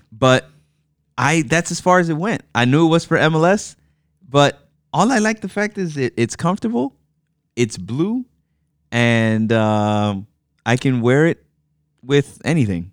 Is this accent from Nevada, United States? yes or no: no; New York City, New York, United States; also born or lived in Manhattan; I was born in Manhattan, but I grew up in the Bronx.